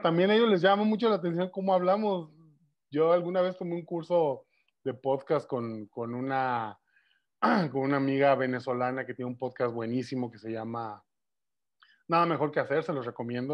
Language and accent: Spanish; Guadalajara, Jalisco, Mexico; accent: tapatío; los mexicanos no tenemos acento, hablamos como en las películas.